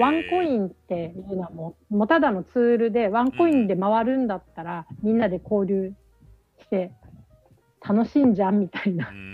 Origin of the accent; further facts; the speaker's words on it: Okinawa, Japan; 私なんて沖縄に生まれて